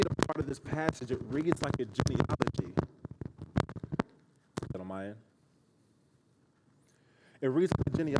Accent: Kansas City, Missouri, United States; moved away; I am from Kansas City, Missouri. I grew up a Kansas City Royals fan.

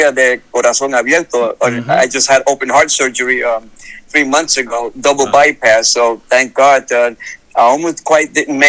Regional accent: New York, United States; now in San Diego, United States; I'm originally from New York, and from Brooklyn

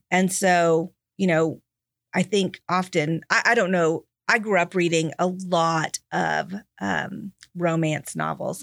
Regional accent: Texas, United States; moved away as an adult; also born or lived in Tennessee; I'm from Texas and had been living in Tennessee

